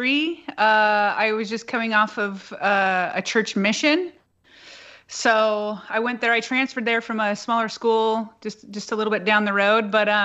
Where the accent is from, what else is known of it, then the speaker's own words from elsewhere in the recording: Colorado, United States; moved away; And I grew up in Colorado.